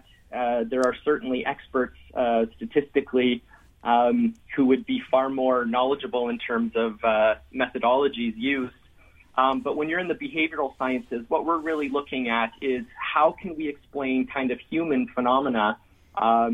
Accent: Ottawa, Ontario, Canada; I actually grew up most of my life in Ottawa

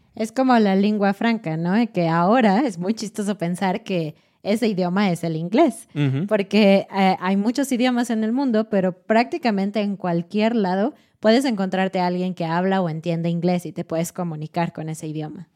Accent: Mexico

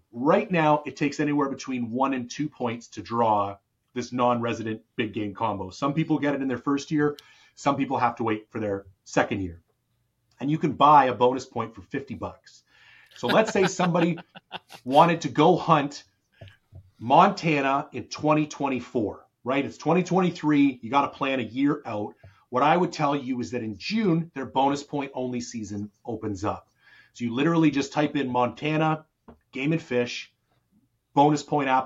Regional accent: Canada; I'm a Canadian

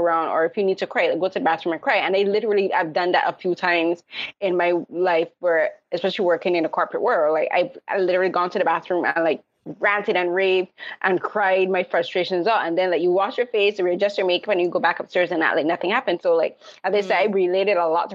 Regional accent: Barbados; moved away; I was raised in the Caribbean from Barbados

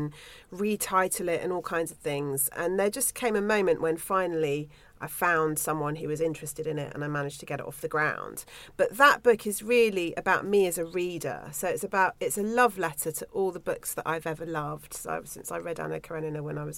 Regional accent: Somerset, South West England, United Kingdom; moved away; I grew up in Somerset in a very tiny place.

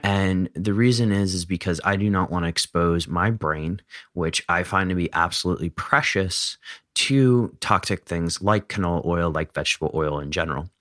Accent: United States; born or raised there

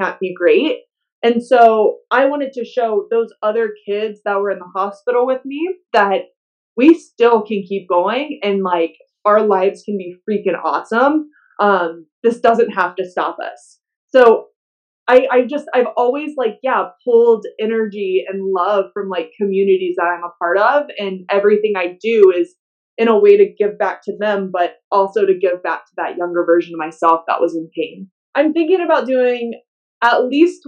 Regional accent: Louisiana, United States; I grew up in the South. I grew up in Louisiana

